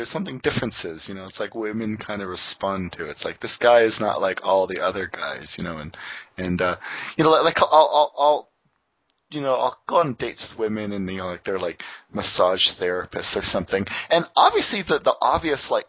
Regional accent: Windsor, Ontario, Canada; now in Toronto, Canada; my hometown Windsor, they're famous for their corn

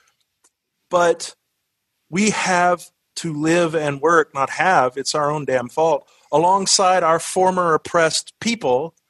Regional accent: the South, United States; I grew up in the South.

